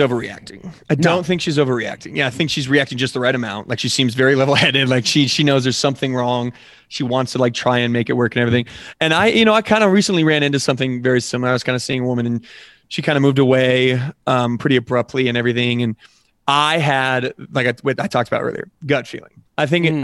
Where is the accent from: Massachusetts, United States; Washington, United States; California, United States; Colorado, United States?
Colorado, United States; also born or lived in Nebraska; I grew up here in Colorado